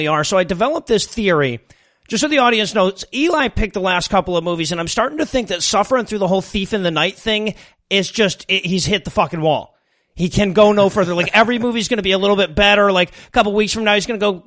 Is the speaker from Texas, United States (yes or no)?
no; Detroit, Michigan, United States; I'm from Detroit